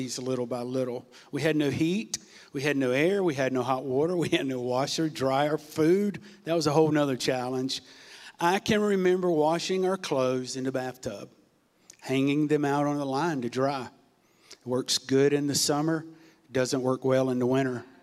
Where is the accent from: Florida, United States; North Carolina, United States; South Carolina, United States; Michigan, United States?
North Carolina, United States; Farmville; moved away; also born or lived in Norfolk, Virginia / Portsmouth, Virginia; I was born in Norfolk, Virginia, Saturday, November 27th, 1965. We grew up in a small town called Farmville, North Carolina.